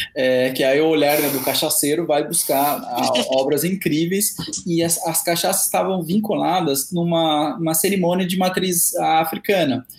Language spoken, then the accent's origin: Portuguese; Presidente Prudente, São Paulo, Brazil; moved away as an adult; now in São Paulo, Brazil; eu sou do interior de São Paulo, estou de Presidente Prudente, que é aqui a 600 quilômetros da capital, né? Moro em São Paulo já há 12 anos